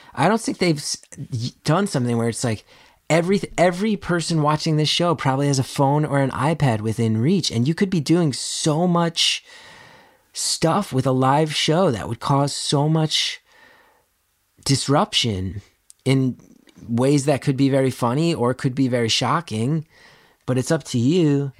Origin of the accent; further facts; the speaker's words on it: New Jersey, United States; I grew up in North Jersey